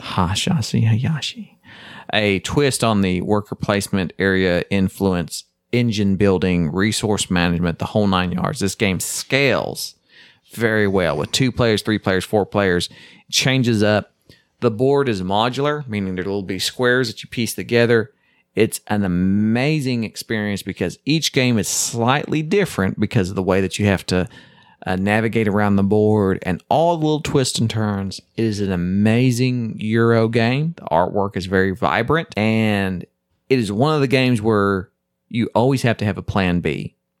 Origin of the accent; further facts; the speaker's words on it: Chickasaw Nation, Oklahoma, United States; I live in the Choctaw Nation, which is the tribe that I'm technically a part of. And right, but I grew up in the Chickasaw Nation